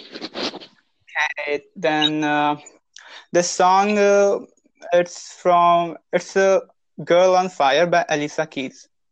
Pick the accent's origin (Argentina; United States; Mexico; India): India; I'm from India